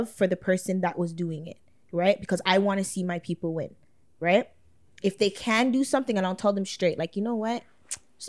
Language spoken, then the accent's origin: English; Toronto, Ontario, Canada; in my hometown